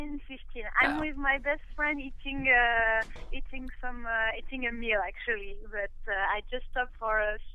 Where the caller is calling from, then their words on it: Saint-Péray, Auvergne-Rhône-Alpes, France; I'm calling from home, from Saint-Péray